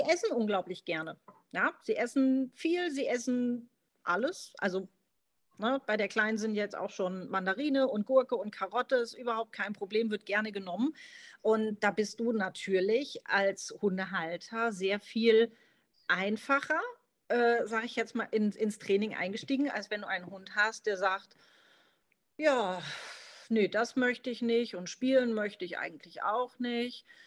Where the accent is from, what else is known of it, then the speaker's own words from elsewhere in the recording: Marburg, Hesse, Germany; Ich komme aus Mittelhessen, aus Marburg, lebe derzeit mit meiner fünf Monate alten Golden Hündin Wave